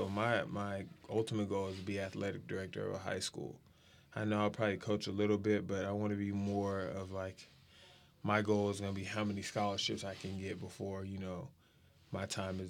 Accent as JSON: {"language": "English", "town": "San Antonio", "region": "Texas", "country": "United States", "tie": "born or raised there", "also_born_or_lived": "Wichita, Kansas", "said": "I was born in Wichita, Kansas, lived there for 7 years, and then went to San Antonio"}